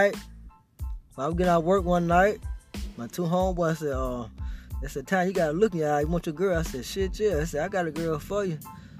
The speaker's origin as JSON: {"language": "English", "town": "Griffin", "region": "Georgia", "country": "United States", "said": "I'm from Griffin, man."}